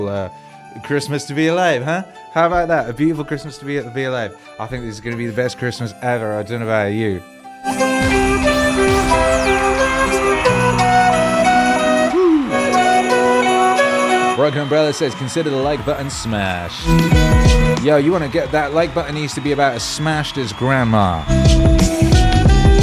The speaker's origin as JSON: {"language": "English", "country": "United Kingdom", "tie": "born or raised there", "said": "where I grew up in the Midlands"}